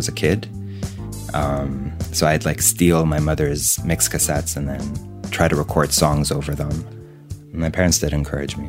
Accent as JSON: {"language": "English", "town": "Beirut", "region": "Beirut Governorate", "country": "Lebanon", "tie": "born or raised there", "said": "Beirut, born and raised"}